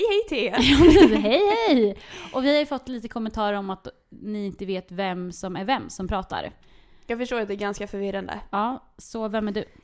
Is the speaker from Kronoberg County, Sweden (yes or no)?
no; Linköping, Östergötland, Sweden; now in Stockholm, Sweden; jag kommer ju från Linköping från början